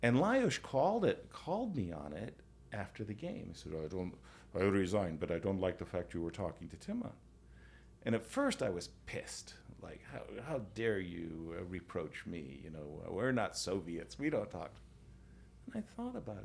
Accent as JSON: {"language": "English", "country": "United States", "said": "I'm American"}